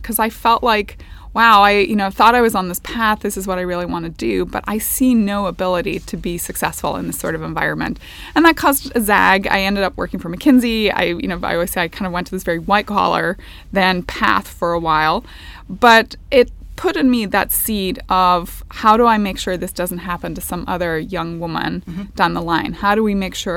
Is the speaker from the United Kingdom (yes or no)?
yes; Northern Ireland, United Kingdom; moved away as an adult; I grew up in Northern Ireland